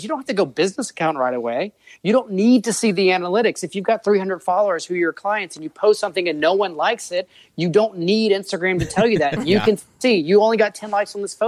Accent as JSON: {"language": "English", "town": "New Orleans", "region": "Louisiana", "country": "United States", "said": "I'm from New Orleans."}